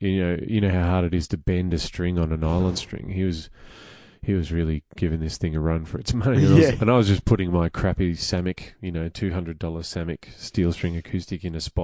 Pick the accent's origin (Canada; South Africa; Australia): Australia; Melbourne, Victoria; I'm from Greensboro. I was born at Diamond Valley Hospital in March of 1980